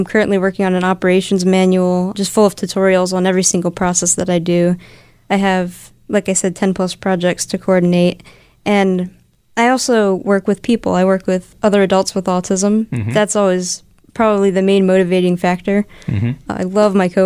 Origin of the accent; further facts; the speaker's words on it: Delaware, United States; I've lived in several places in Delaware. I've kind of gone from place to place